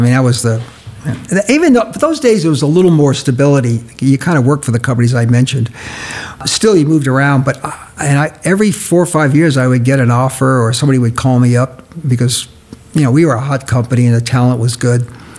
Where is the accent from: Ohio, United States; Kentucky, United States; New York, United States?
New York, United States; moved away; We loved the East Coast. Mona's from Boston, and I'm from New York